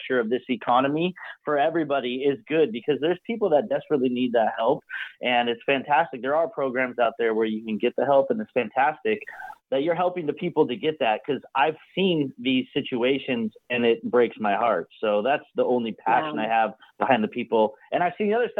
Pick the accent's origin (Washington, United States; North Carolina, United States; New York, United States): Washington, United States; Seattle; I grew up in Seattle.